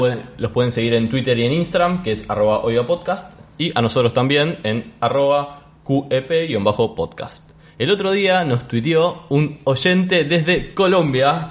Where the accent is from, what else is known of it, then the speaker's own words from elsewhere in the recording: Rosario, Santa Fe, Argentina; nosotros somos de Rosario